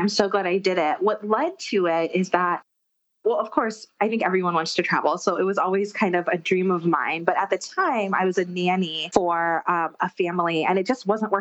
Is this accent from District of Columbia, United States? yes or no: no; Akron, Ohio, United States; now in New York City, United States; I'm from Ohio, from Akron, Ohio, actually. LeBron James' hometown as well.